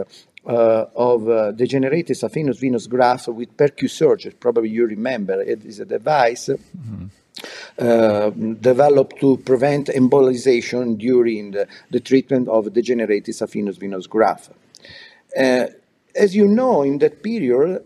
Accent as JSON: {"language": "English", "town": "Milan", "region": "Lombardy", "country": "Italy", "tie": "born or raised there", "said": "I was born in Milan, and I study in medicine"}